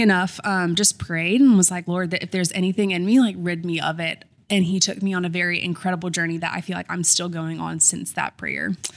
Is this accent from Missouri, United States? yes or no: no; Columbia, South Carolina, United States; also born or lived in Irmo, South Carolina; Grew up in Columbia, South Carolina